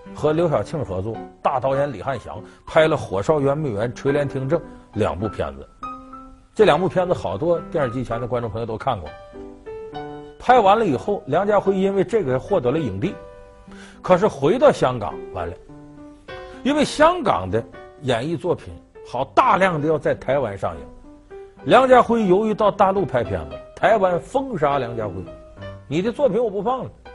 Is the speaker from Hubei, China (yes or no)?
no; Harbin, Heilongjiang, China; 我们老家哈尔滨